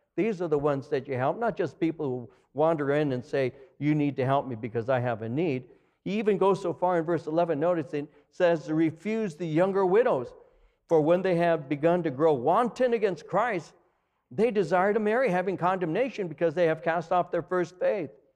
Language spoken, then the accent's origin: English; Los Angeles County, California, United States; also born or lived in Norwalk, California; now in Chino, United States; I came from L A County.